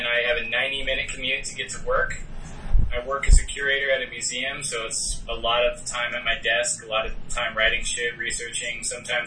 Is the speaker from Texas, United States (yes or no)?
yes; Austin, Texas, United States; accent: Texas; moved away as an adult; also born or lived in Los Angeles, California / France; now in New York City, United States; I grew up in Austin, Texas